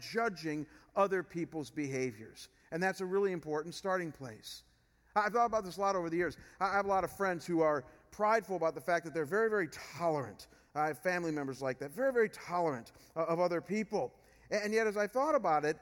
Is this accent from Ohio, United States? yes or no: yes; Chagrin Falls, Ohio, United States; moved away as an adult; Chagrin Falls, where I came from before I came here. As I mentioned, it's a more rural area. And so when I moved back to Chagrin, I'd grown up there